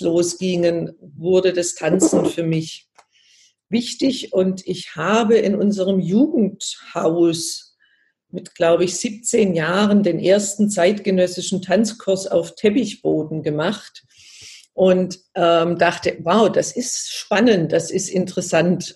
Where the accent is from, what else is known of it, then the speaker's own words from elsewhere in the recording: Baden-Württemberg, Germany; ich komme ja aus Baden-Württemberg